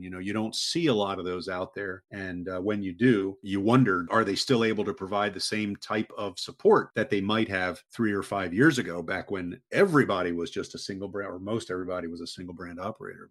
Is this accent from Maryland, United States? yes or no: yes; Maryland, United States; moved away as an adult; also born or lived in Texas / Connecticut / Gulf Coast of Florida; now in Florida, United States; I grew up in uh, in Maryland, right outside the Washington D.C. area, and then moved to Texas to go to college